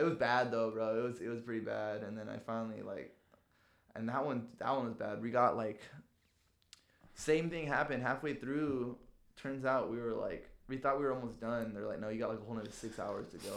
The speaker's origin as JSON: {"language": "English", "town": "San Diego", "region": "California", "country": "United States", "said": "we're from San Diego"}